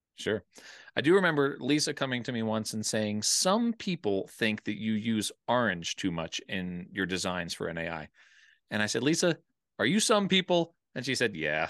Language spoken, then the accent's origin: English; Wayne, Pennsylvania, United States; moved away as an adult; also born or lived in Colorado; I grew up in Wayne, Pennsylvania, uh, just outside of Philadelphia